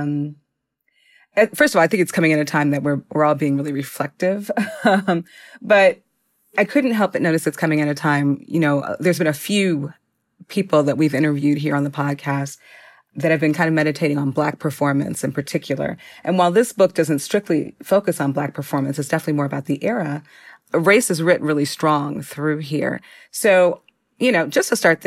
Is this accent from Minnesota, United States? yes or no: yes; Minneapolis, Minnesota, United States; I'm from Minneapolis.